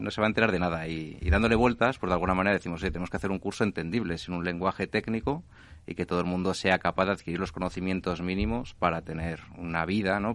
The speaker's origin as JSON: {"language": "Spanish", "country": "Spain", "said": "somos españoles"}